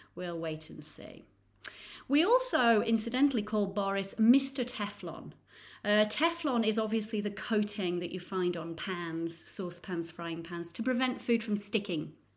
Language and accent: English; Nottingham, East Midlands, United Kingdom; now in Florence, Italy; I'm actually from Nottingham in the U K, but I now live in beautiful Florence in Italy.